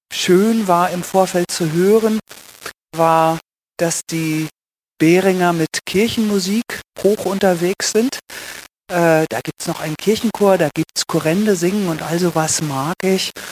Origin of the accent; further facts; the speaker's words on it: Lower Saxony, Germany; moved away as an adult; now in Switzerland; Ich bin eine Deutsche. Ich bin geboren und aufgewachsen im Norden von Deutschland, in der Lüneburger Heide, so etwa 80 Kilometer südlich von Hamburg.